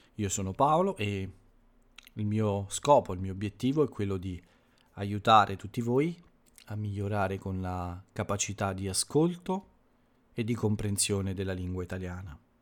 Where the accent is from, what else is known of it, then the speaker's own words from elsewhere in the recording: Italy; nel mio paese, quindi in Italia